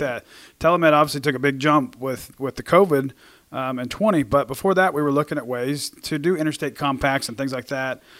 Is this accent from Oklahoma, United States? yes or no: yes; Oklahoma, United States; we're from Oklahoma